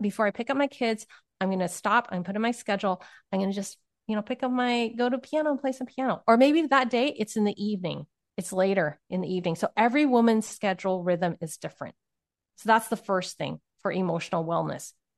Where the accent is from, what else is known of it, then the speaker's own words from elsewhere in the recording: Silicon Valley, California, United States; I grew up in Silicon Valley